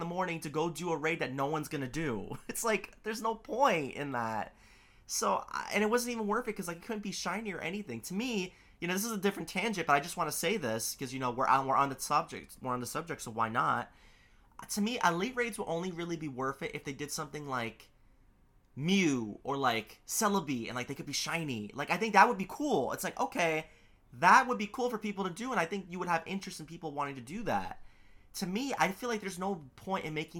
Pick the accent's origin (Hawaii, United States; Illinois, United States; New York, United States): New York, United States; New York City; I live in Queens. I'm a New Yorker